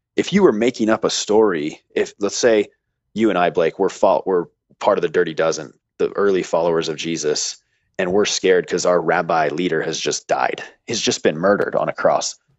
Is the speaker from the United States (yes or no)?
yes; United States; I was born in America